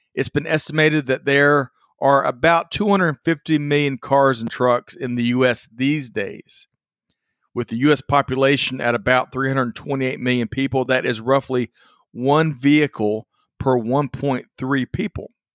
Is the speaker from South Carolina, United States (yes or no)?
yes; Aiken County, South Carolina, United States; Growing up in Aiken County, South Carolina, I 20 was a very familiar interstate for my family.